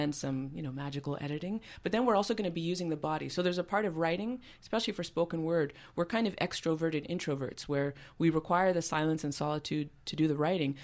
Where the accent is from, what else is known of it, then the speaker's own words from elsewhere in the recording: Montreal, Quebec, Canada; moved away as an adult; also born or lived in Vancouver; now that I moved back to Montreal, which is, uh, you know, where, where I was from, where I'm from originally